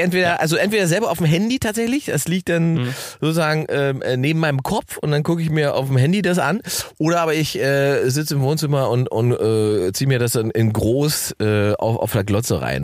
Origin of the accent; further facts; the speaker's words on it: Salzwedel, Saxony-Anhalt, Germany; moved away; Salzwedel, meine Heimatstadt